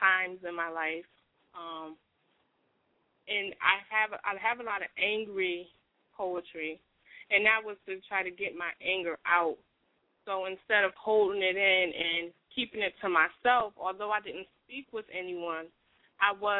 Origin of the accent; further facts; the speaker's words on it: Bridgeport, Connecticut, United States; moved away as an adult; now in Concord, United States; I'm from Bridgeport, Connecticut. Lived there most of my life